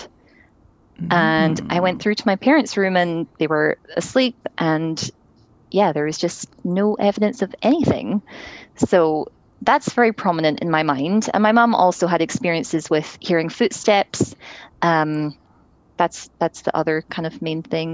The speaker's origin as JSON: {"language": "English", "region": "Scotland", "country": "United Kingdom", "tie": "born or raised there", "moved": "yes", "lives_now": "Toronto, Canada", "said": "I grew up in Scotland"}